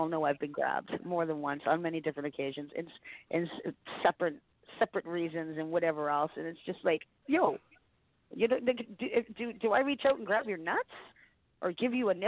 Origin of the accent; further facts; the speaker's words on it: Canada; I'm Canadian.